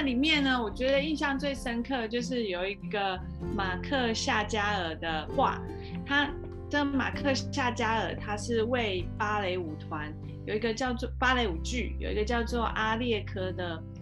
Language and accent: Chinese; Taiwan; 有点像我们台湾没有的品种，